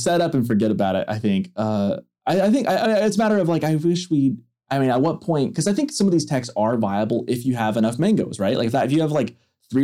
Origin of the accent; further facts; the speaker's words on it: England, United Kingdom; As an English guy, I kind of resent that.